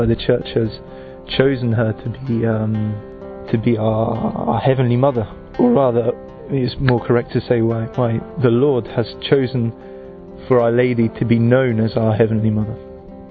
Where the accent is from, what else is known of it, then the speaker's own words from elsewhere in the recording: United Kingdom; I'm from the United Kingdom.